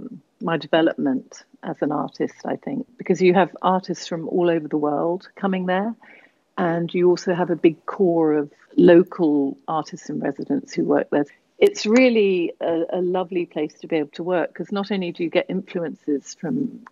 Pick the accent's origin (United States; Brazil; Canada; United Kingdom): United Kingdom; England; also born or lived in Borneo; obviously. I'm originally from England, but I grew up in the Far East in Borneo.